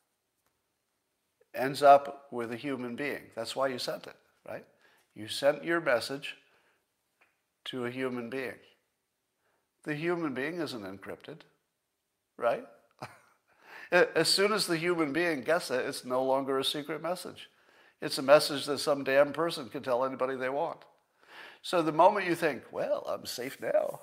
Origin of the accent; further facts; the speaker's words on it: Windham, New York, United States; moved away; you skied in my hometown